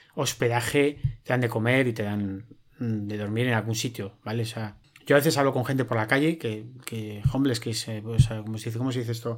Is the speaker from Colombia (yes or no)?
no; Spain; en España nunca hemos sido de bandera